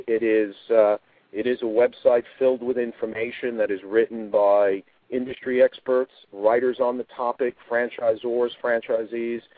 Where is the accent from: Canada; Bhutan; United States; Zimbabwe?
United States; New York area; I'm of Italian heritage, and so certainly growing up in the New York area